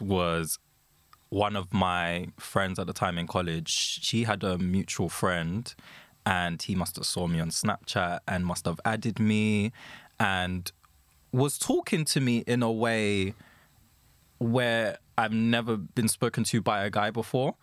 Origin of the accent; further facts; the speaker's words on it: London, United Kingdom; I'm from London